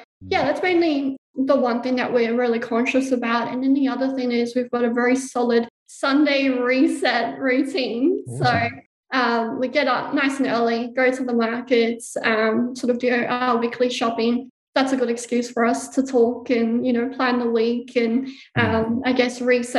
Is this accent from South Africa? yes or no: yes; South Africa; now in Gold Coast, Australia; We immigrated from South Africa to Australia, just the four of us. So there's only four of us here in Australia on the Gold Coast, and we're very, very tight-knit.